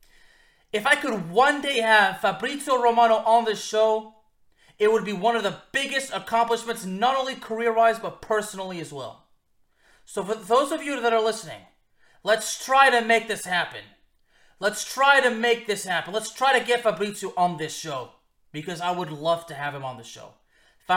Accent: Lyon, Auvergne-Rhône-Alpes, France; moved away; also born or lived in Villeurbanne; we were both born in the same city in France. We are both from Lyon

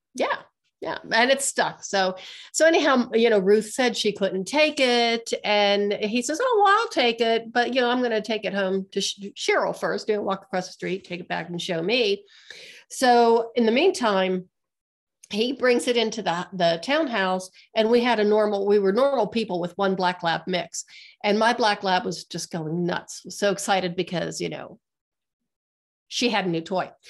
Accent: Western Pennsylvania, United States; now in Colorado, United States; I'm from Western Pennsylvania

